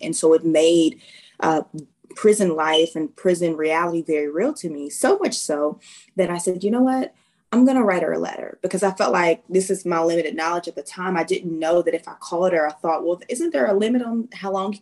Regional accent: Arkansas, United States; moved away as an adult; I am originally from Arkansas, even though military life finds me all across the world.

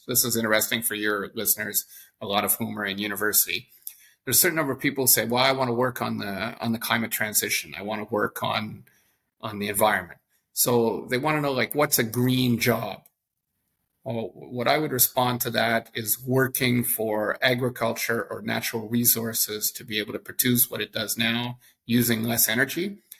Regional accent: Canada; I think as a Canadian who lived around 20 years of my life abroad, maybe you start seeing your own country with a little bit of critical distance.

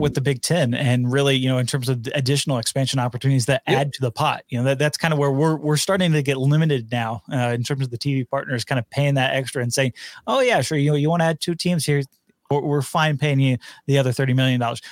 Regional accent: near Arlington, Texas, United States; moved away; down there in Arlington uh, near my hometown

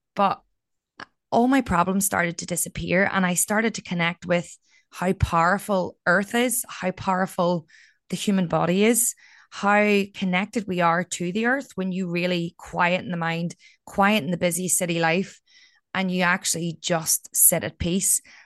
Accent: County Down, Northern Ireland, United Kingdom; moved away as an adult; also born or lived in Australia; there was a lot of suicides in my hometown

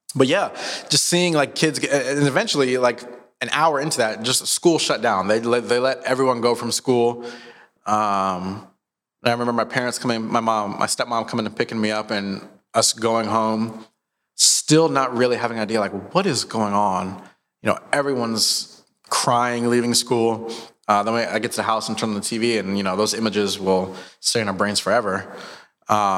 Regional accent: Montgomery County, Maryland, United States; now in Tulsa, United States; I was in Maryland at the time. I grew up in the East Coast. And so, right outside of Washington, D.C. in Montgomery County

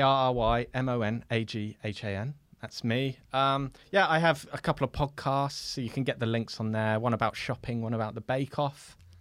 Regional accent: London, United Kingdom; I'm from West London

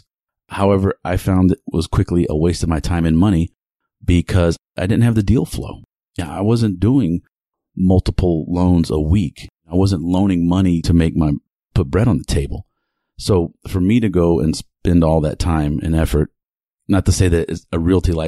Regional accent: Houston, Texas, United States; my hometown, Houston, Texas.

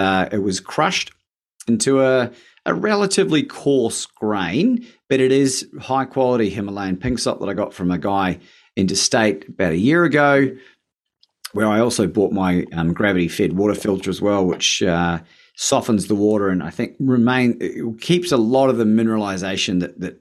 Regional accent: New Zealand; I am from New Zealand

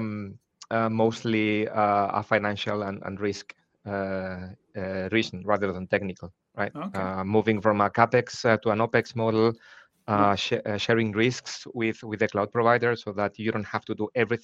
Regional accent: Spain; moved away as an adult; now in Germany; originally born and raised in Spain, but living in Germany for the last 22 years.

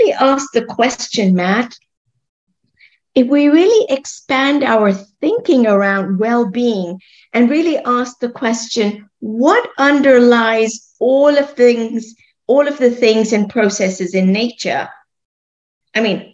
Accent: Kenya; moved away as an adult; also born or lived in Scotland / London; I grew up in Kenya, and I grew up eating a very favorite food, sweet corn

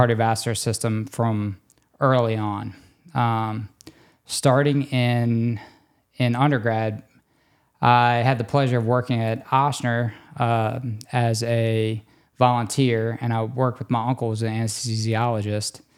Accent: Destrehan, Louisiana, United States; moved away as an adult; also born or lived in New Orleans, Louisiana / Texas / Baltimore, Maryland / New York; I grew up in Destrahan, Louisiana, kind of between Homa, where we work

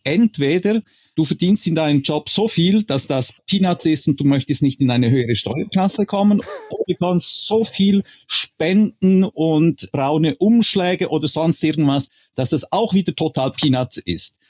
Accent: Switzerland; als Schweizer

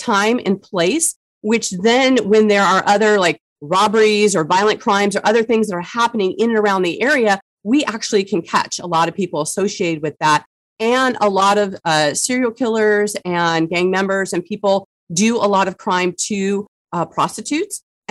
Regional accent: San Diego, California, United States; I grew up in San Diego, California. My family's been here since the 20s

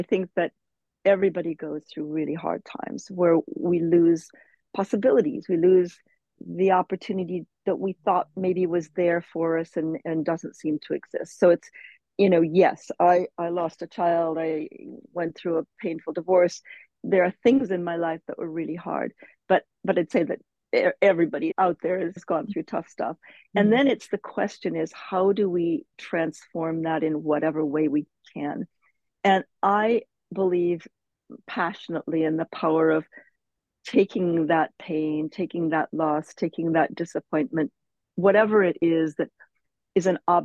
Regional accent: Cedar Rapids, Iowa, United States; moved away as an adult; also born or lived in London, United Kingdom / Nairobi, Kenya; now in Malibu, United States; growing up in Cedar Rapids, Iowa, where I grew up

